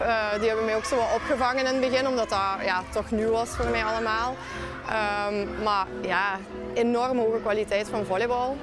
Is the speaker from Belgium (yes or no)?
yes; Limburg, Flanders, Belgium; ik ben van Limburg.